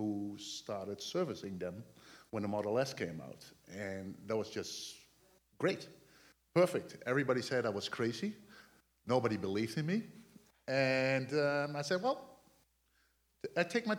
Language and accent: English; Netherlands; English is a second language; moved away as an adult; now in United States; I came from the Netherlands.